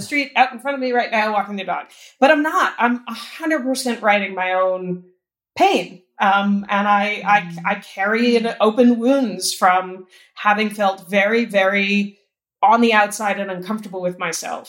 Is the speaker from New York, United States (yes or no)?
yes; New York, United States; moved away as an adult; now in Los Angeles, United States; I'm a New Yorker who lives in LA because that's where the work is.